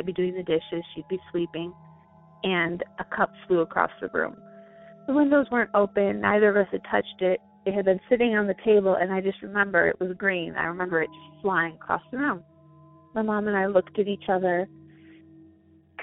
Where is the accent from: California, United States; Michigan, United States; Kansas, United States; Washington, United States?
Michigan, United States; now in Idaho, United States; I'm originally from Michigan